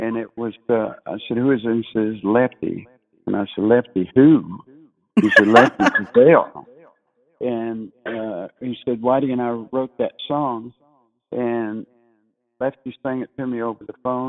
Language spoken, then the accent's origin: English; Texas, United States; also born or lived in Meridian, Mississippi; my dad's side was San Antonio, Texas. And so we lived in Meridian until I was about 6 years old, and then we moved to Texas